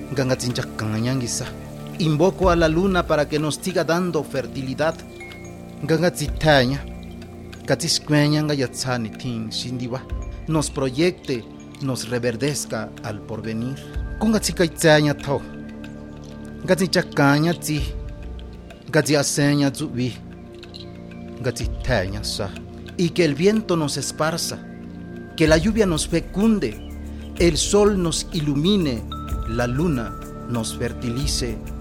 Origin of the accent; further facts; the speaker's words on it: San Miguel Soyaltepec, Oaxaca, Mexico; Soy del municipio de San Miguel Soyaltepec